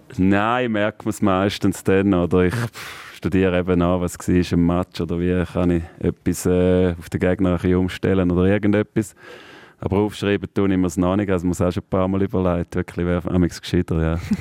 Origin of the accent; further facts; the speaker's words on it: Thurgau, Switzerland; bei dem Thurgau wieder, meine Heimat